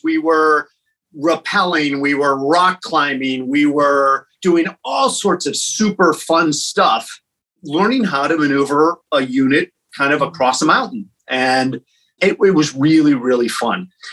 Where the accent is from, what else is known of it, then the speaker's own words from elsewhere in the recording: Peoria, Illinois, United States; moved away; I grew up in a town called Peoria, Illinois